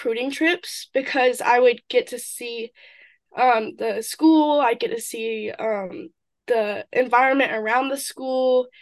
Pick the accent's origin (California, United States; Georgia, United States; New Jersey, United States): Georgia, United States; Jefferson; moved away as an adult; now in Brunswick, United States; I grew up in Jefferson, which is a really small town